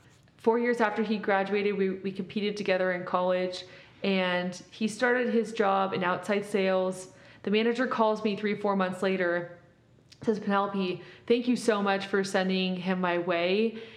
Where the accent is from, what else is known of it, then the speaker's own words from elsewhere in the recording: Mexico; moved away; also born or lived in Compton, California, United States; growing up in Mexico and then moving to Compton and then going to Cal